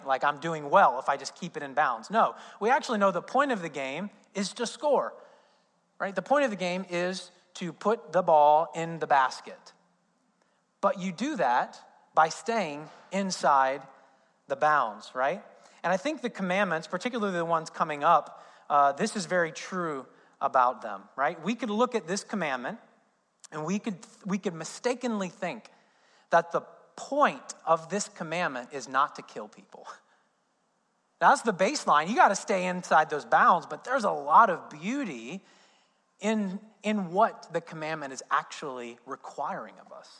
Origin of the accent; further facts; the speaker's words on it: Indiana, United States; moved away; I'm from Indiana, so basketball is a big thing in Indiana. I grew up as an IU fan